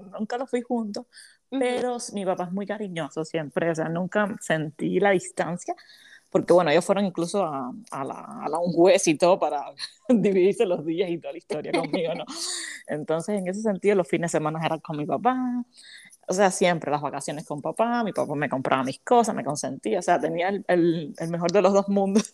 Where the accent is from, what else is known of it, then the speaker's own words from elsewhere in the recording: Havana, Cuba; moved away as an adult; now in United States; yo soy cubana, soy de la, soy de la capital de La Habana, La Habana, Cuba, y hace siete años vivo aquí en los Estados Unidos